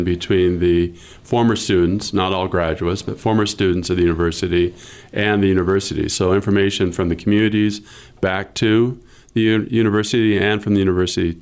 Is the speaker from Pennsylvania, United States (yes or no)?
no; Libby, Montana, United States; now in Missoula, United States; I came from Libby. Libby's my hometown